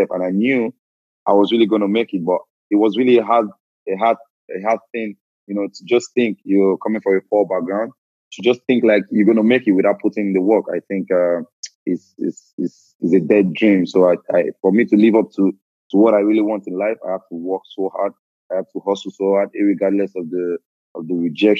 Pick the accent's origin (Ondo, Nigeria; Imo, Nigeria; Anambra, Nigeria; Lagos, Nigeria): Lagos, Nigeria; moved away as an adult; also born or lived in Edo State; now in Lille, France; I'm from Edo State originally, but I was born and I grew up in Lagos